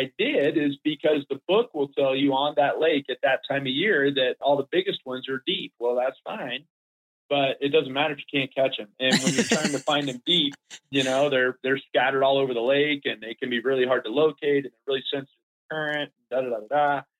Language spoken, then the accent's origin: English; Florida, United States; We were dead broke growing up in Florida.